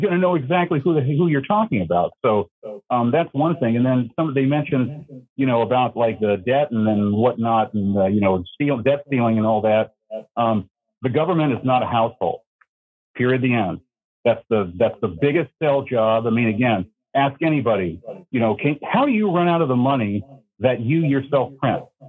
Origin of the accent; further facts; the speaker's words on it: Fresno, California, United States; now in Minnesota, United States; I'm up here in Minnesota. I'm originally from Fresno, California.